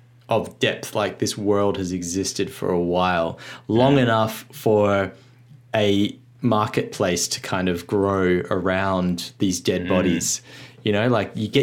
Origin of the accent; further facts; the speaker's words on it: Australia; as an Australian